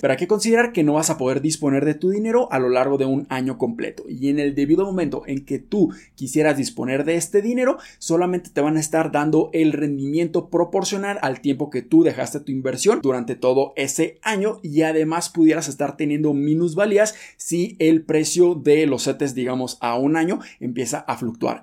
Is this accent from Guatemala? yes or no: no; Mexico; nosotros como mexicanos